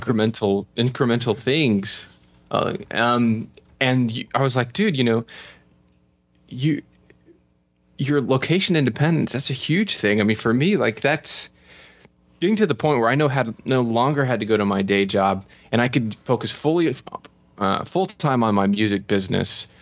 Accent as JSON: {"language": "English", "region": "Florida", "country": "United States", "tie": "born or raised there", "also_born_or_lived": "United Kingdom / Spain", "moved": "as an adult", "said": "I'm from Florida."}